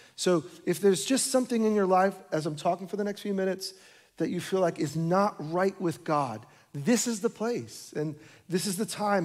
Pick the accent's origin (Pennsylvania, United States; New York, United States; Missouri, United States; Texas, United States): New York, United States; moved away; My wife and I were born and raised in New York